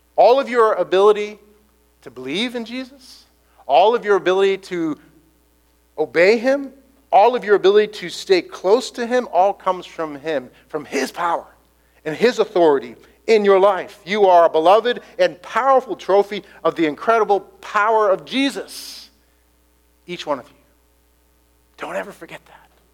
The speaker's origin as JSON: {"language": "English", "country": "United States", "said": "I'm an Irish American"}